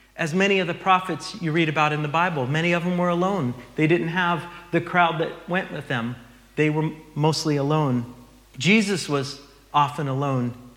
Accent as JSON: {"language": "English", "country": "United States", "moved": "yes", "said": "we're from the States"}